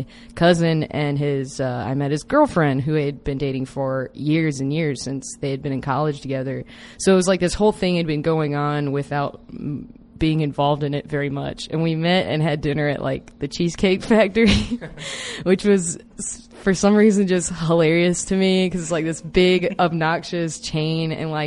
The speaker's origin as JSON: {"language": "English", "region": "South Carolina", "country": "United States", "tie": "born or raised there", "said": "while I was growing up in South Carolina"}